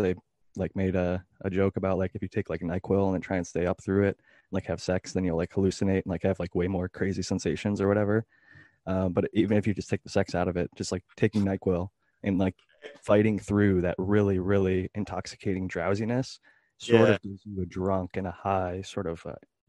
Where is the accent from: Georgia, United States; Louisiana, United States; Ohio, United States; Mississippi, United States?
Ohio, United States; like drinks like Four Loko, which is made in my home state of Ohio.